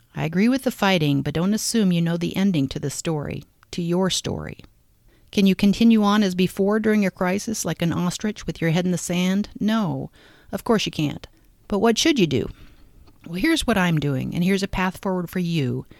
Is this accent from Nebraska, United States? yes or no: yes; Omaha, Nebraska, United States; my hometown of Omaha